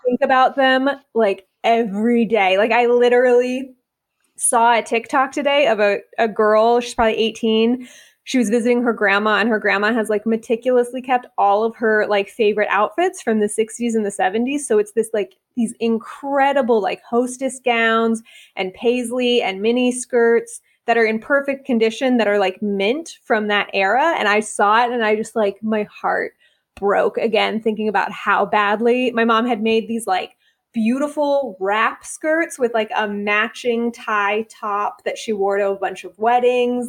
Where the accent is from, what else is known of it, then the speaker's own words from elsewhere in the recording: Bay Area, California, United States; moved away as an adult; now in Atlanta, United States; I grew up in the Bay Area